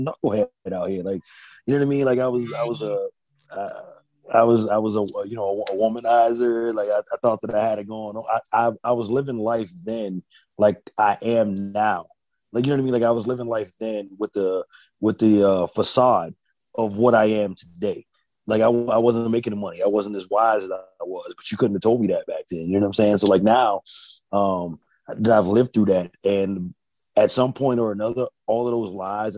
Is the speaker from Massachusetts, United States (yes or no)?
yes; Boston, Massachusetts, United States; now in Virginia Beach, United States; I'm from Boston, which I believe to be the greatest city in the world. I live in Virginia Beach now